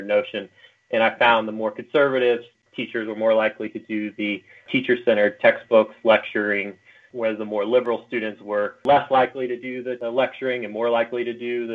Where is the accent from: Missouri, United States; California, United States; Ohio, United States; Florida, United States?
Missouri, United States; Macon; moved away as an adult; also born or lived in China / Brazil; now in Utah, United States; taught middle school social studies in my hometown in Macon, Missouri